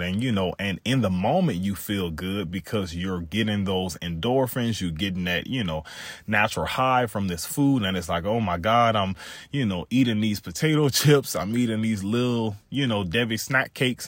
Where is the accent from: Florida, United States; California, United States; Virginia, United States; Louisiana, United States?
Louisiana, United States; South; I grew up in Louisiana